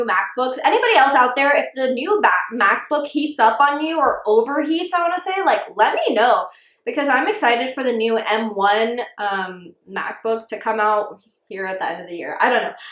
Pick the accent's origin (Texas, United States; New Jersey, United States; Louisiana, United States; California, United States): Texas, United States; Dallas; We're from Dallas